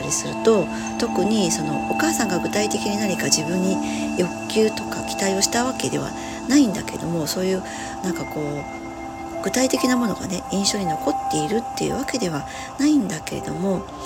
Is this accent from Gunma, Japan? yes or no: no; Hiroshima, Japan; 私は広島の生まれなので